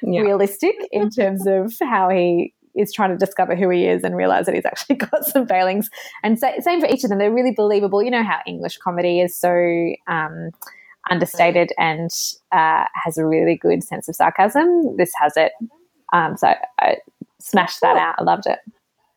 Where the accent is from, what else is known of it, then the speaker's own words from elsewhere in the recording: United States; moved away; I grew up in America